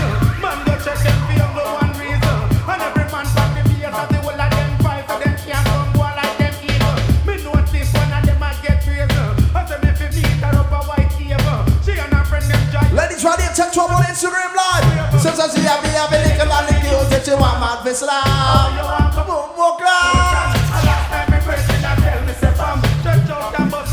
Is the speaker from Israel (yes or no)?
no; Jamaica; I'm really Jamaican